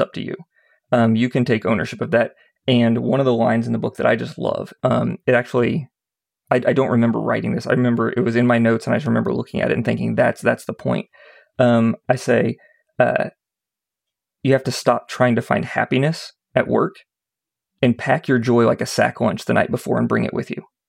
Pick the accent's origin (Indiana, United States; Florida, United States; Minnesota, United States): Indiana, United States; Indianapolis; I grew up in Indianapolis.